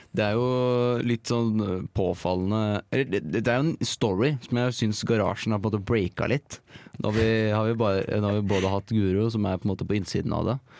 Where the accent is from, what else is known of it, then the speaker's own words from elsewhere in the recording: Eina, Innlandet, Norway; jeg er glad i å være liksom hjemme på Eina